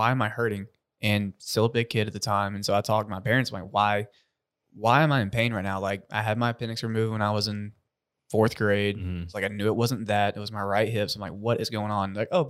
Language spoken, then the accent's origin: English; South Georgia, United States; I'm born and raised in South Georgia.